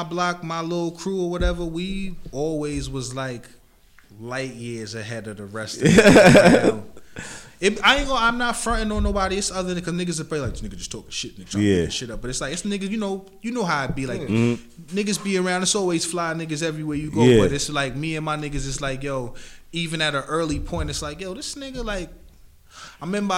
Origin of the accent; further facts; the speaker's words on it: Amityville, New York, United States; I'm in from Amityville. I lived on the north side most of my life